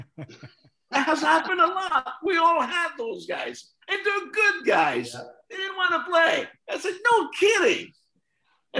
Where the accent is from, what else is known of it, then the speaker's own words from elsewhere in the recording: Joinville, Quebec, Canada; moved away; back in my hometown in Joinville